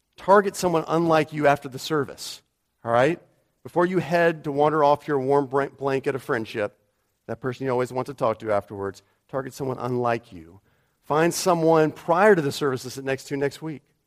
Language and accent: English; United States; moved away; I'm an American